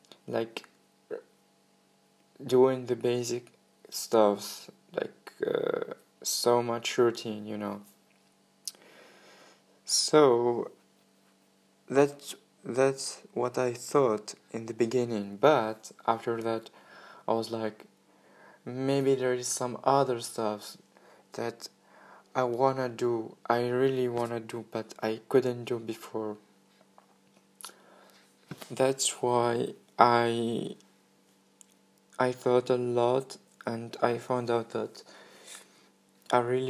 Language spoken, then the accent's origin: English; Tunisia; moved away as an adult; I'm from Tunisia, and 3 months ago I decided to go in a new experience in other country